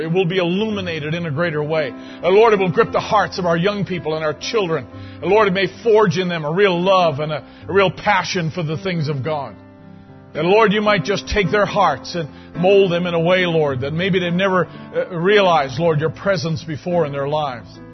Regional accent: Canada; I'm a Canadian

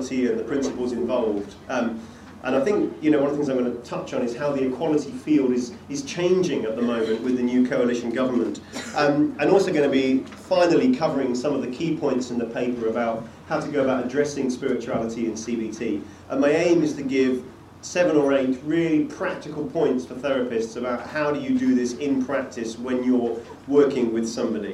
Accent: England, United Kingdom; moved away as an adult; also born or lived in Bradford; now in Scotland, United Kingdom; I'm an Englishman who lives in Scotland

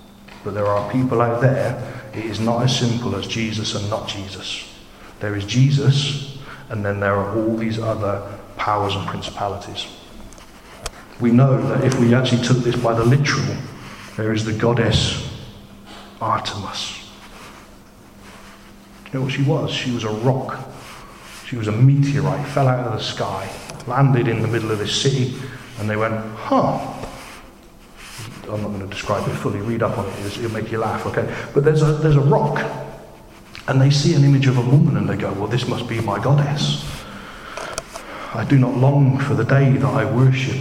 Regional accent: United Kingdom; I'm British

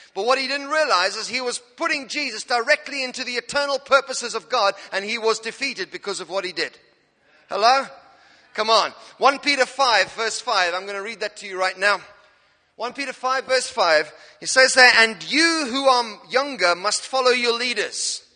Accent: Cape Town, Western Cape, South Africa; now in Norwich, United Kingdom; I'm an African. I'm from South Africa, Cape Town.

